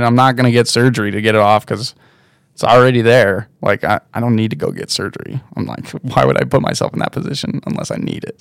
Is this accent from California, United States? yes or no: yes; South Lake Tahoe, California, United States; also born or lived in Oakland, California / Incline Village, Nevada; I was born just outside of Oakland in, uh, in a birthing home, and then we moved out of there to Incline when I was one. So I was just, like, straight to Tahoe, and then we moved out of Incline to South Lake Tahoe when I was two or something